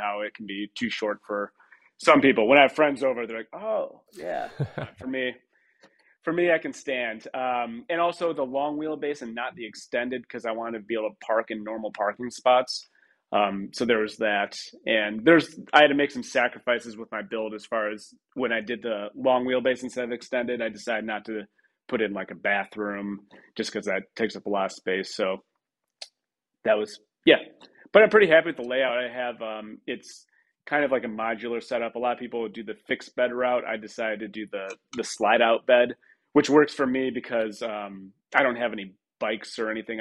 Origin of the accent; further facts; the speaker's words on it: Troy, Michigan, United States; Grew up in Michigan, Troy, Michigan